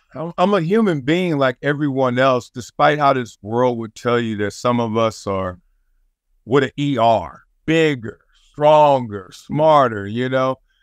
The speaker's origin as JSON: {"language": "English", "town": "Compton", "region": "California", "country": "United States", "said": "I'm from Compton, South Central, all that stuff."}